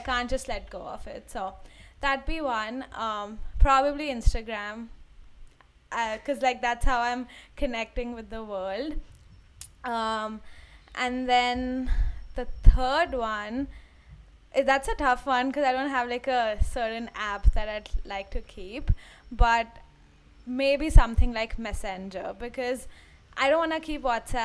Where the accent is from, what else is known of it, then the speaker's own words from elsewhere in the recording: India; moved away as an adult; I actually came from India to here